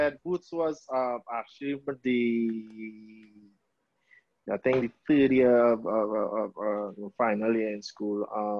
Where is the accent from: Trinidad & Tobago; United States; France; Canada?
Trinidad & Tobago; I'm from Kokorit, originally born and bred in Kokorit. Still live in Kokorit.